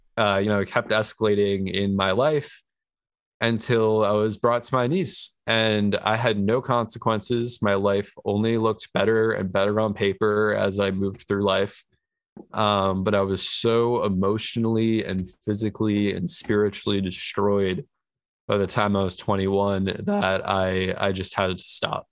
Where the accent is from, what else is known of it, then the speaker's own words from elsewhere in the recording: New York, United States; moved away as an adult; now in California, United States; I was born and raised in New York.